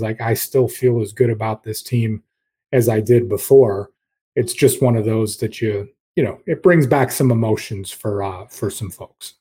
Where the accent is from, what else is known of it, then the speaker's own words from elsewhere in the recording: Rochester, New York, United States; I grew up in Rochester